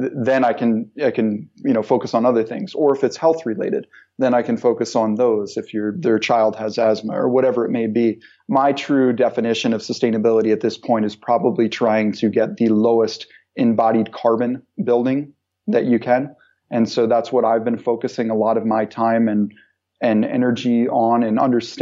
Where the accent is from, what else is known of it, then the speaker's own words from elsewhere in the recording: Pennsylvania, United States; moved away as an adult; also born or lived in Philadelphia; now in Rhode Island, United States; I'm from the United States and yes. Pennsylvania.